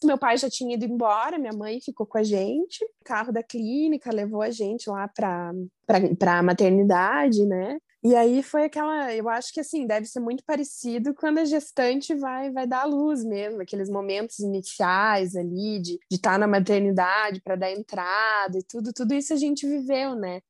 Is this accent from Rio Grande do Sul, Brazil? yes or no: no; Joinville, Santa Catarina, Brazil; now in Curitiba, Brazil; eu sou de Joinville, moro em Curitiba